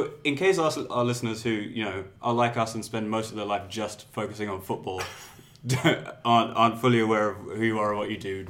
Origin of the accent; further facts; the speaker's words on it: England, United Kingdom; I grew up in England